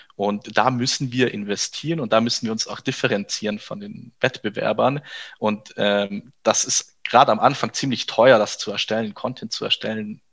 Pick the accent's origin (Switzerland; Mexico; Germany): Germany; Kempten, Bavaria; moved away as an adult; also born or lived in Berlin; Kempten, und das ist meine Geburtsstadt, da komme ich her